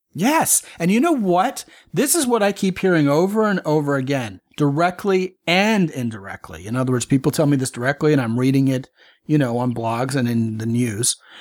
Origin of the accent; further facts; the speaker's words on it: Baltimore, Maryland, United States; growing up in Baltimore